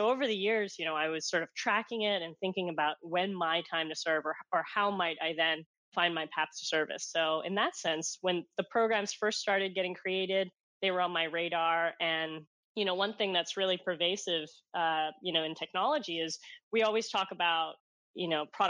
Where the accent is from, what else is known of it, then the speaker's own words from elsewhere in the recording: Hong Kong; moved away; my genesis of growing up in Hong Kong